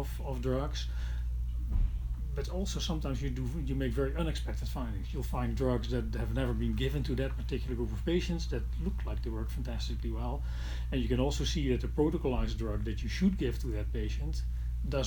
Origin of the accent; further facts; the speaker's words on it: Netherlands; in my home country, in the Netherlands